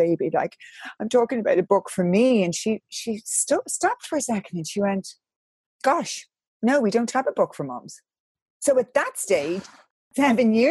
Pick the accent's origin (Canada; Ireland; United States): Ireland; I'm from Catholic Ireland